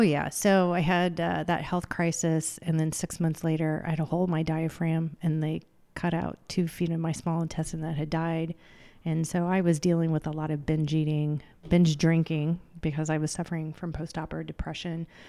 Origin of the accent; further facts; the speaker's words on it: Clinton, Illinois, United States; moved away as an adult; also born or lived in New York City / Philadelphia, Pennsylvania; I grew up in Clinton, Illinois